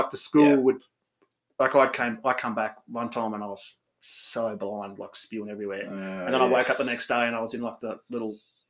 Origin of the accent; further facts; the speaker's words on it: Australia; I grew up on a farm near Gundawindi.